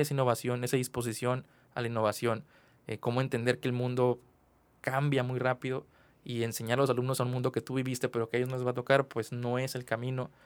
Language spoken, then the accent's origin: Spanish; Mexico; como ciudadano mexicano